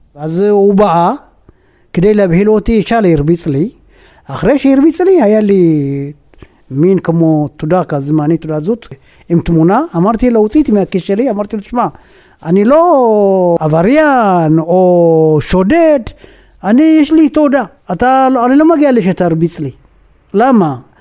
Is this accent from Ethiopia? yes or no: yes; Asgede, Tigray, Ethiopia; Hebrew is a second language; moved away as an adult; now in Israel; נולדתי באסגדה. בגדול זה נקרא זה טיגריי.